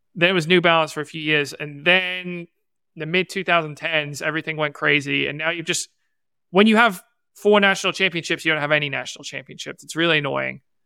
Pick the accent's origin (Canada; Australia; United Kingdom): United Kingdom; England; moved away; I was born in England. I lived there, but we celebrated American holidays when I was growing up because my mom's American